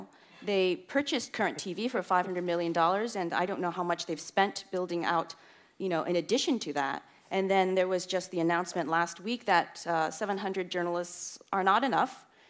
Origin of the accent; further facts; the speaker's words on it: United States; moved away as an adult; also born or lived in Beijing; I'm an American journalist